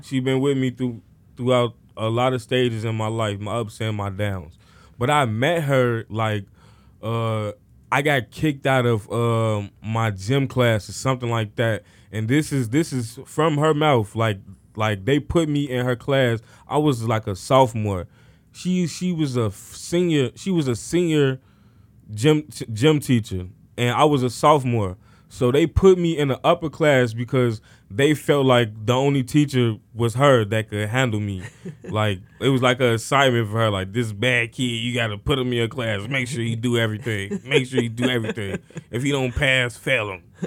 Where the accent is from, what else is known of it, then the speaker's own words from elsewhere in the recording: Chicago, Illinois, United States; I grew up in Cabrini Green housing projects located on the north side of Chicago